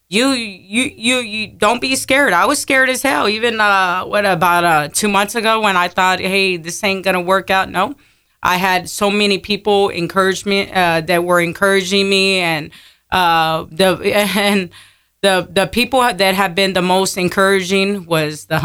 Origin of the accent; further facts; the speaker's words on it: Pleasanton, Texas, United States; also born or lived in San Antonio; From there, my parents moved to Pleasanton, Texas.